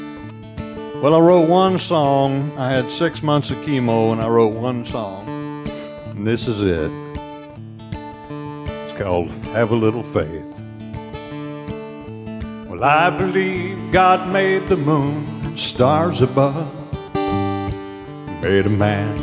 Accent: Thompsonville, Illinois, United States; also born or lived in West Frankfort, Illinois; now in Benton, United States

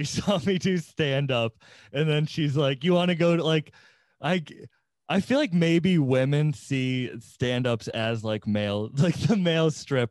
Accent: Cape Cod, Massachusetts, United States; I'm originally from the Cape, which is like a summer destination

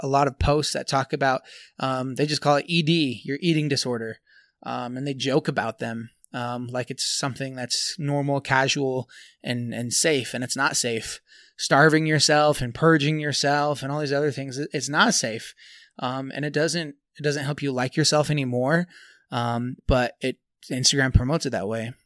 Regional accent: Tooele, Utah, United States; here in Tooele, here in my hometown.

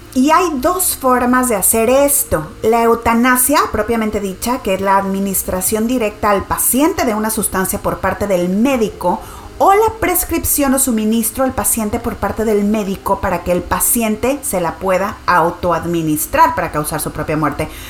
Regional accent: Nuevo León, Mexico; mi tierra, Nuevo León

